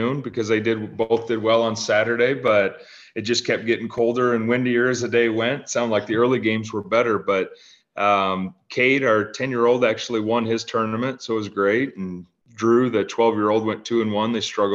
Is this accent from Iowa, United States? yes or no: yes; Fairbank, Iowa, United States; also born or lived in Cedar Rapids, Iowa; we moved to Fairbank, Iowa when I was 5 years old.